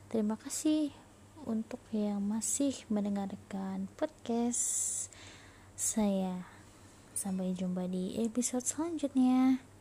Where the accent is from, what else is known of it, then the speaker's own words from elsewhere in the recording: Cilacap, Central Java, Indonesia; now in Singapore; asal saya dari Cilacap Tahun kelahiran saya 1999.